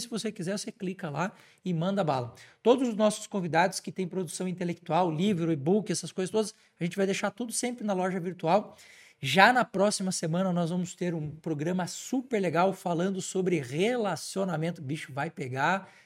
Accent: Santa Catarina, Brazil; lá na minha terra, em Santa Catarina

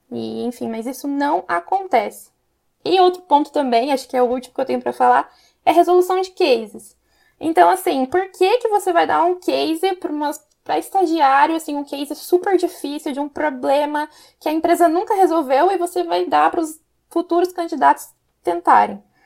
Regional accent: Campinas, São Paulo, Brazil; eu sou de Campinas

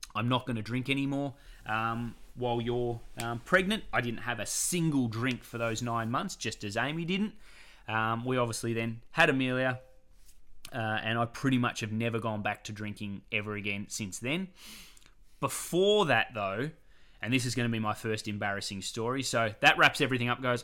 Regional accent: Australia; we're coming over from Australia

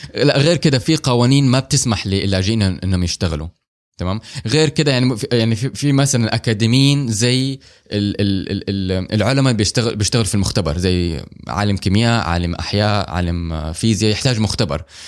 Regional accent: Saudi Arabia; احنا عندنا في السعوديه

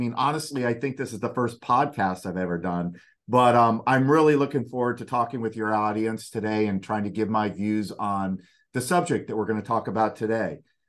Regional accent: Delray Beach, Florida, United States; I am from Florida. I'm a Florida native. My dad actually was born in Delray Beach, which is down in Palm Beach County. I myself was born there, and I spent most of my time in Palm Beach County.

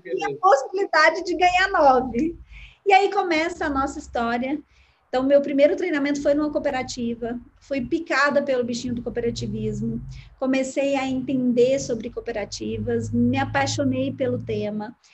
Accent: Uberlândia, Minas Gerais, Brazil; Eu nasci em Uberlândia, né? Sou de uma família que nasceu também aqui

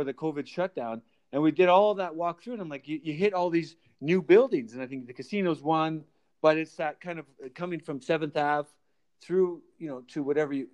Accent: Calgary, Alberta, Canada; I grew up in Calgary

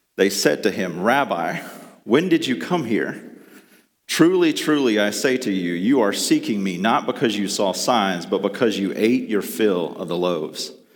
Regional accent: the South, United States; Growing up in the South

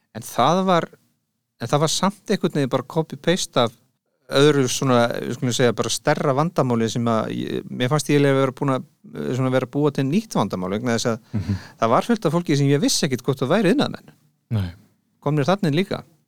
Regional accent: Bolungarvík, Westfjords, Iceland; moved away as an adult; now in Reykjavík, Iceland; Ég er ættaður úr Bólungavík

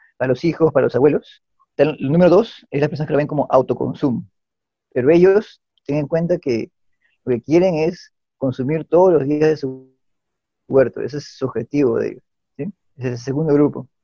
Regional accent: Lima, Peru; yo como agrónomo limeño

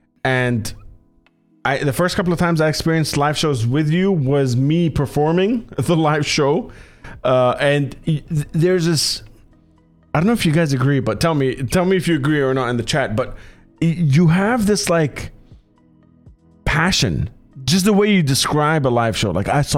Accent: Doha, Qatar; Because for me, growing up in Doha, my instinct was, how do I record music?

